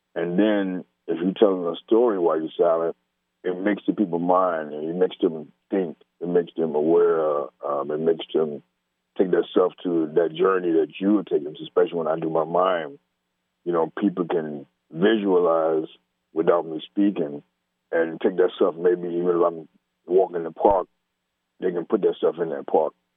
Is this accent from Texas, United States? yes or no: no; Virginia, United States; moved away as an adult; also born or lived in Germany; growing up in Virginia, down south